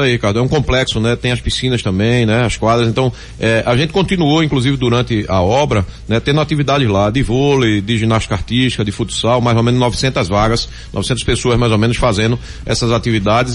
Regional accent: Recife, Pernambuco, Brazil; Eu nasci no Recife, eu moro no Recife

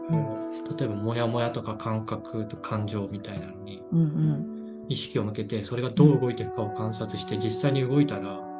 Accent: Ibaraki, Japan; あ地元はあの茨城県

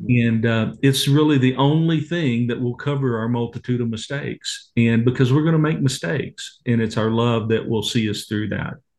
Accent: Waco, Texas, United States; I grew up in Waco, Texas

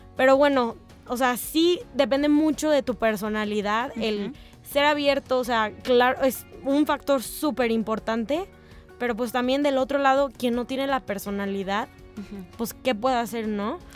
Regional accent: Mexico; soy de México

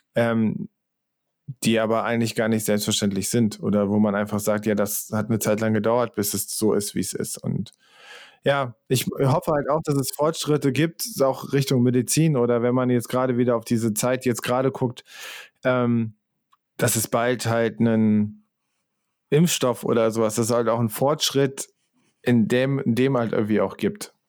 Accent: Central Germany, Germany; ich bin irgendwie in der Mitte von Deutschland aufgewachsen

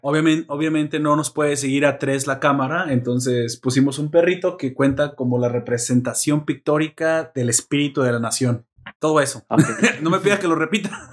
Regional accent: Mexico

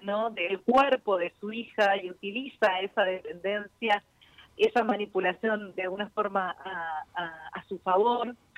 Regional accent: from Buenos Aires, Argentina; Como argentinos y como bonaerenses

